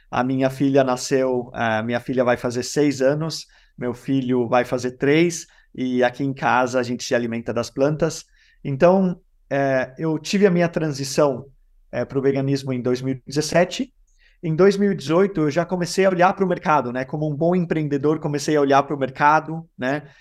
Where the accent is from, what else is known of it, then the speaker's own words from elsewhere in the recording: Denmark; now in Brazil; Eu moro no Brasil há 14 anos, eu sou dinamarquês brasileiro